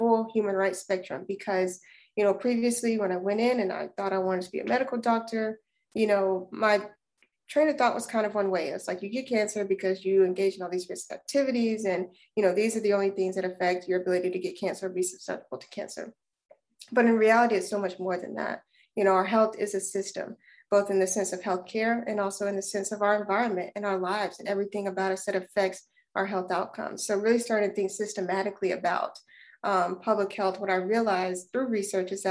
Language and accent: English; Alabama, United States; moved away as an adult; now in Durham, United States; I am originally from Alabama